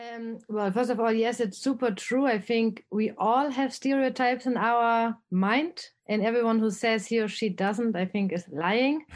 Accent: Erfurt, Thuringia, Germany; accent: German; English is a second language; moved away as an adult; also born or lived in Kentucky, United States / Netherlands / Mexico / Spain; I'm from Germany, a very small city in the east side. It's called, um, Erfurt

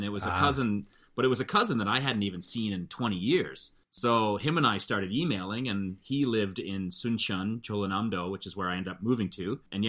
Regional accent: Calgary, Alberta, Canada; But when I grew up in Calgary, none of my best friends were white.

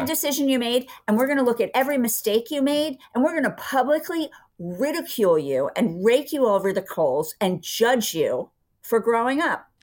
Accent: Philadelphia, Pennsylvania, United States; also born or lived in Villanova, Pennsylvania; I was from Philadelphia. We lived outside of Philadelphia um, in Villanova

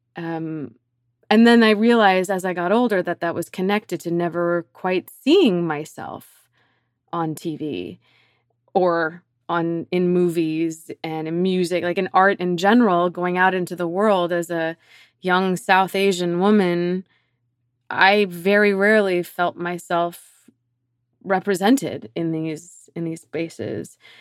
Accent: Canada; such a valuable piece of being Canadian specifically, 'cause it is truly unique to our country

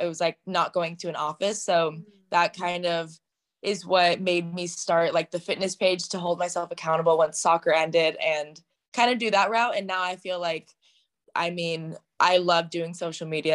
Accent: Southern Orange County, California, United States; I'm from Southern Orange County, California

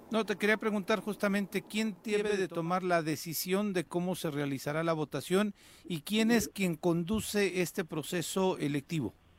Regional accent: Mexico; como mexicanos

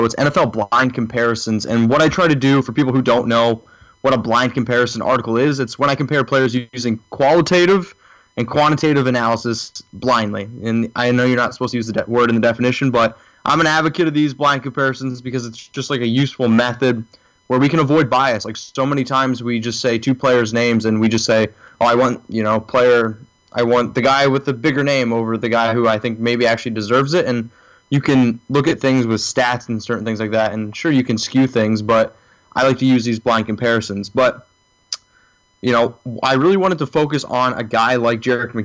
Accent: Danville, Pennsylvania, United States; I'm actually from Central Pennsylvania, a small town called Danville, PA

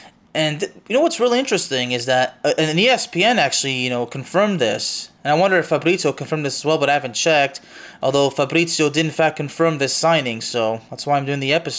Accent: Lyon, Auvergne-Rhône-Alpes, France; I mean, I'm actually from Lyon, and honestly, I'm not too upset about this

